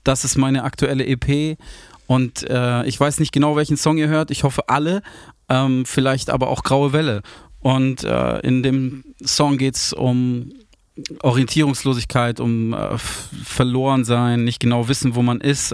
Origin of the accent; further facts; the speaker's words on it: Landau in der Pfalz, Rhineland-Palatinate, Germany; also born or lived in Munich; now in Hamburg, Germany; Ich komme aus Hamburg, ähm, bin aber gebürtiger Münchner, bin aber in Landau in der Pfalz aufgewachsen.